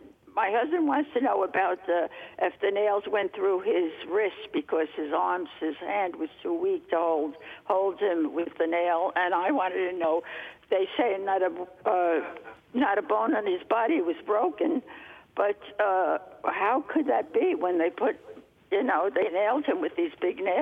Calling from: Brooklyn, New York, United States

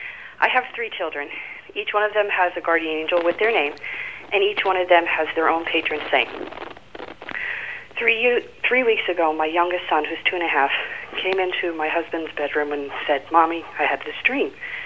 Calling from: New Jersey, United States; New Jersey.

